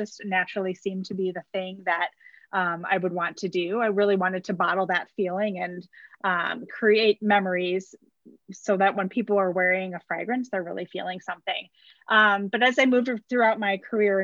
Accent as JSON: {"language": "English", "region": "Wisconsin", "country": "United States", "tie": "born or raised there", "said": "I was born and raised in Wisconsin"}